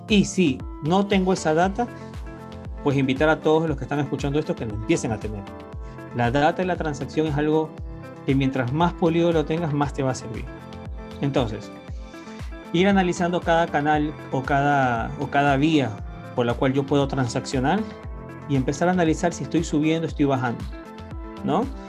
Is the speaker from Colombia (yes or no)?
no; Ecuador; mi país, Ecuador